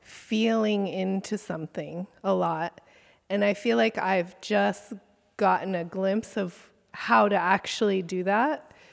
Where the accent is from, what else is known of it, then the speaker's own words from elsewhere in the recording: Santa Cruz, California, United States; from Santa Cruz, California.